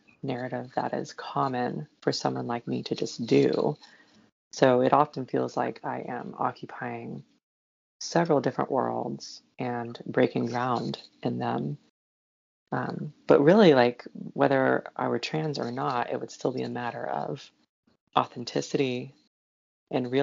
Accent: Knoxville, Tennessee, United States; moved away as an adult; now in Indianapolis, United States; I grew up near Knoxville, Tennessee

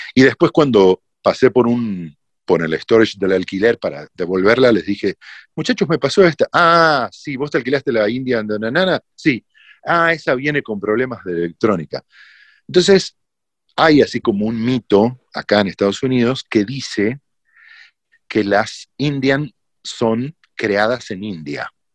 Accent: Argentina

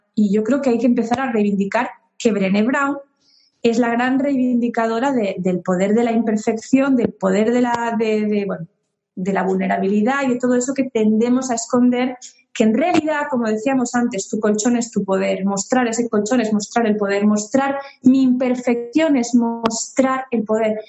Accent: Spain; moved away as an adult; also born or lived in Uruguay / France; yo he vivido mucho fuera de España, 15 años

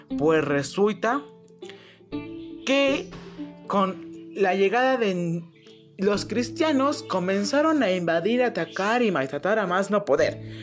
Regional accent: Mexico; somos mexicanos, somos latinos

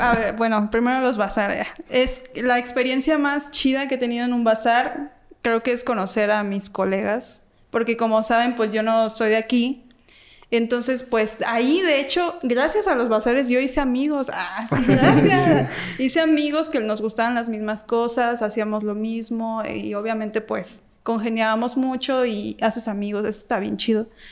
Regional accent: Guanajuato, Mexico; moved away; yo ni soy de aquí para mm. empezar, soy de Guanajuato

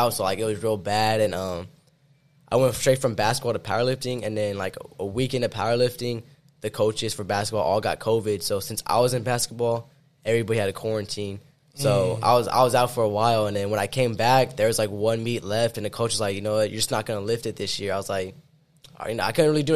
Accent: Victoria, Texas, United States; I grew up in Victoria, Texas.

